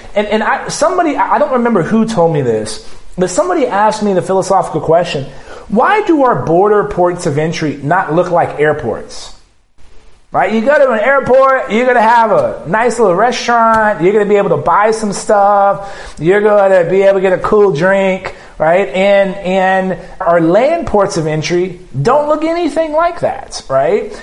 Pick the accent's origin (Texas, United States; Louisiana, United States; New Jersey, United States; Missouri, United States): Texas, United States; South; living and growing up in South Texas and crisscrossing the border